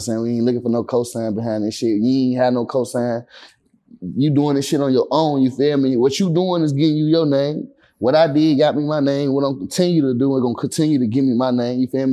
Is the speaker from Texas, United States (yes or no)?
no; Atlanta, Georgia, United States; I grew up in Atlanta